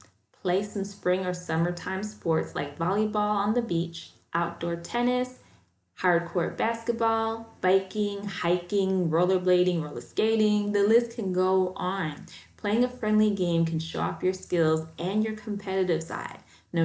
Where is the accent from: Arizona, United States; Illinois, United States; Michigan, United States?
Illinois, United States; Chicago; You know, I'm from Chicago, so we're used to the taste of Chicago every summer.